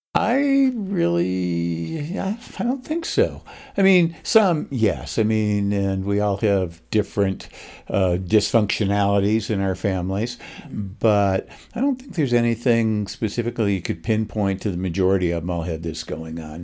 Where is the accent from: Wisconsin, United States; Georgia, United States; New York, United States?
New York, United States; Oswego; moved away as an adult; also born or lived in Los Angeles; now in Utah, United States; I grew up in uh, upstate New York